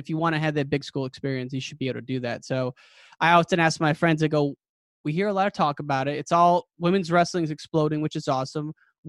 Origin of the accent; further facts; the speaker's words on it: Illinois, United States; I'm from Illinois